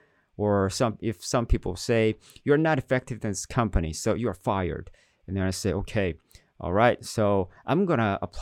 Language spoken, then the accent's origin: English; South Korea; When I grew up in Korea, in middle school, I was a pretty good student